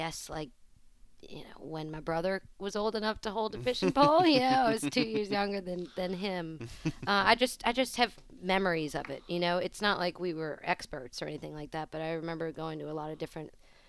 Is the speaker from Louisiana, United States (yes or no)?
yes; New Orleans, Louisiana, United States; moved away as an adult; also born or lived in Metairie / New York City; So I'm born and raised in New Orleans, I guess near Bucktown, between Bonneville and Bucktown.